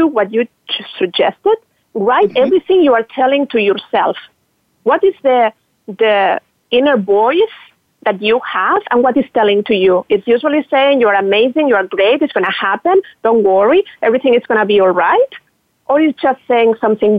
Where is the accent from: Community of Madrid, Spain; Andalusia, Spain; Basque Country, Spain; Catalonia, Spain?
Catalonia, Spain; Barcelona; moved away as an adult; also born or lived in New York; now in Miami, United States; I'm Spanish, from Barcelona, and I moved to the U.S. 8 years ago